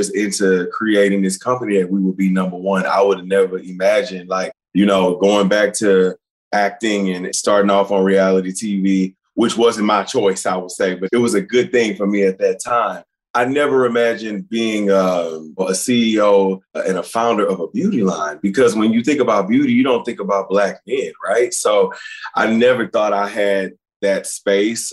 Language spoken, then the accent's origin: English; Beaumont, Texas, United States; I grew up in Beaumont, Texas, not far from Houston